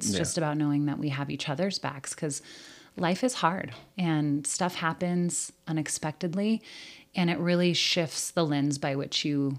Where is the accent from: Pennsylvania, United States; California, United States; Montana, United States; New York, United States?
Montana, United States; Whitehall; now in Butte, United States; I have a lot of family in Butte. And so I grew up in Whitehall because my grandmother owned Borden's Hotel and Cafe.